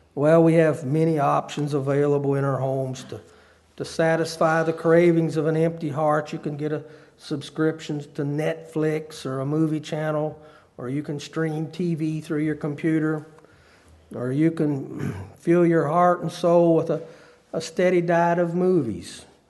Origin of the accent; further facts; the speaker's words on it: Harrisonburg, Virginia, United States; also born or lived in up north; I was from Harrisonburg